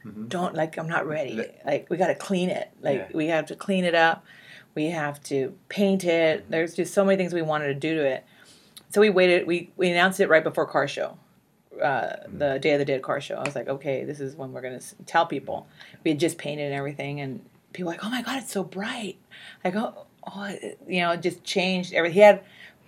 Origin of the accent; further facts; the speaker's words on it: Whittier, California, United States; I grew up in Whittier. I lived in Whittier since I was 5